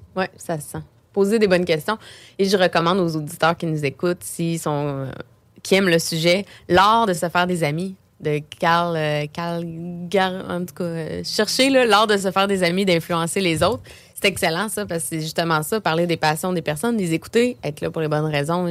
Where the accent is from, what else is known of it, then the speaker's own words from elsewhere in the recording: Beauce, Quebec, Canada; moved away as an adult; now in Quebec City, Canada; je viens de la Beauce quand j'ai commencé mon entreprise à Québec